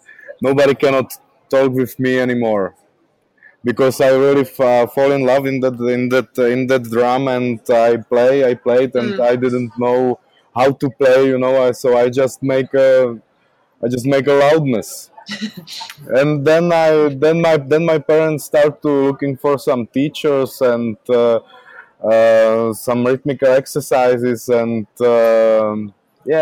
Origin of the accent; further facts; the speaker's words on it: Brno, South Moravian Region, Czechia; English is a second language; here in Brno, my hometown